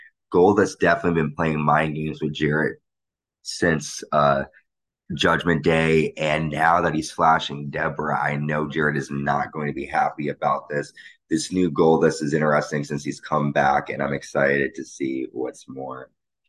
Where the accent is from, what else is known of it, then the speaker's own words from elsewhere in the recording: New Haven, Connecticut, United States; my hometown of New Haven, Connecticut.